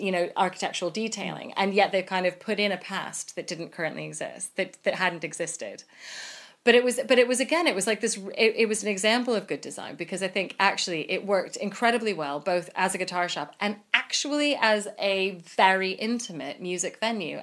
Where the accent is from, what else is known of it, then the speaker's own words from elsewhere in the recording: United States; So I'm American